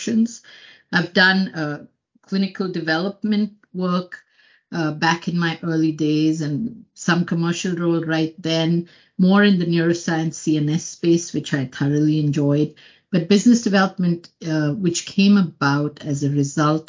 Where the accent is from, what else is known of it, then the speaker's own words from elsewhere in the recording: Mumbai, Maharashtra, India; moved away as an adult; now in United States; I came from Bombay, which is a big city in India.